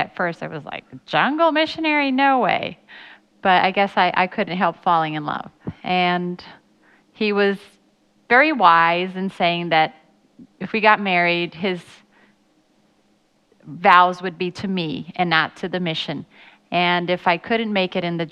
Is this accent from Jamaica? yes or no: no; Brazil; I was born and raised in Brazil